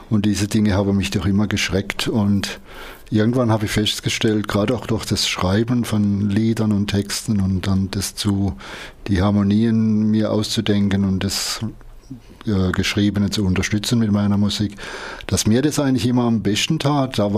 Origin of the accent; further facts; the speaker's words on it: Freiburg, Baden-Württemberg, Germany; ich bin 1951 in Freiburg geboren, wohne jetzt allerdings ein bisschen außerhalb von Freiburg, ein kleines bisschen in die nördliche Richtung, bin aber noch Freiburger